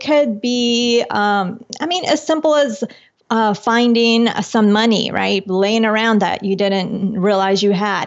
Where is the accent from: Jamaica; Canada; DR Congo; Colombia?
Colombia; moved away; I'm from Colombia originally